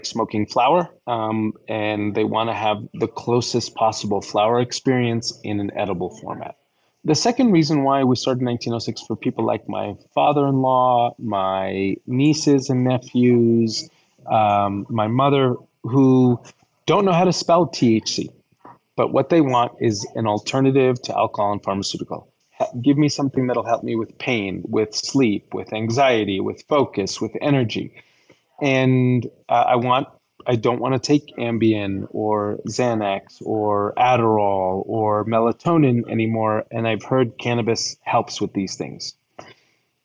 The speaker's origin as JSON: {"language": "English", "region": "New York", "country": "United States", "also_born_or_lived": "Colorado", "said": "I'm a New Yorker."}